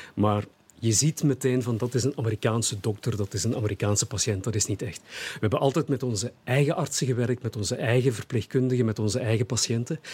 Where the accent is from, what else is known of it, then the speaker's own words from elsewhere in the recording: Hasselt, Flanders, Belgium; Hasselt is, is, mijn, is mijn geboortestad. Ik ben geboren en eh, getogen Hasselaar.